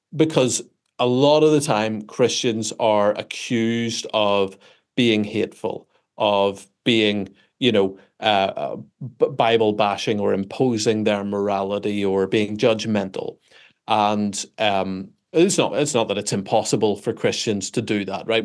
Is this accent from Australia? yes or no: no; Belfast, Northern Ireland, United Kingdom; I am, uh, from Belfast, Northern Ireland